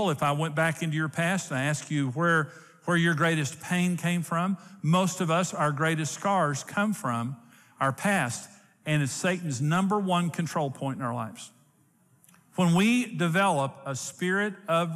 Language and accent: English; Clarendon, Texas, United States; also born or lived in Wellington, Texas; So I was born in Wellington, Texas, in St. Joseph's Hospital. My parents lived in Clarendon